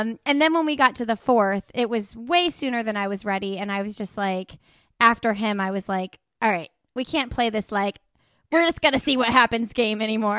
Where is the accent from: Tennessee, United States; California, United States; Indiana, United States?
Indiana, United States; Indianapolis; moved away; I'm, uh, originally from Indianapolis